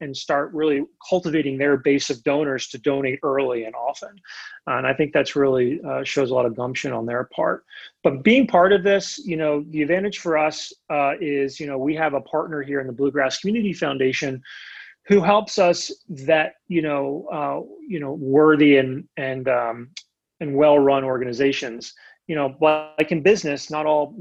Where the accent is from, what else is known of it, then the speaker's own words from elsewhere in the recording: Lancaster, Pennsylvania, United States; moved away as an adult; now in Lexington, United States; Where I grew up in Lancaster